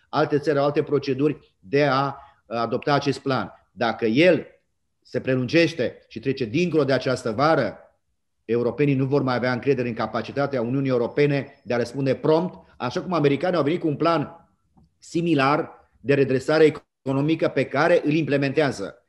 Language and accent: Romanian; Romania; suntem toți români